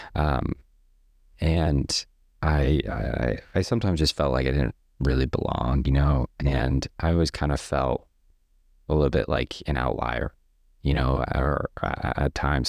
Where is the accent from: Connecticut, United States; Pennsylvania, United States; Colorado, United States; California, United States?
Connecticut, United States; Stafford Springs; also born or lived in Rhode Island; now in Maine, United States; we moved to a town, a really small town in Connecticut called Stafford Springs